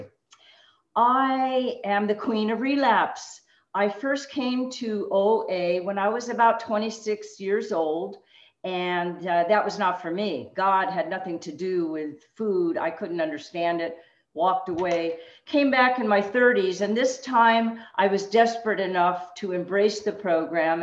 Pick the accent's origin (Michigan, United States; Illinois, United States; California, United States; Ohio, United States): California, United States; Los Angeles; moved away as an adult; also born or lived in Berkeley, California; now in Tucson, United States; I was born and raised in Los Angeles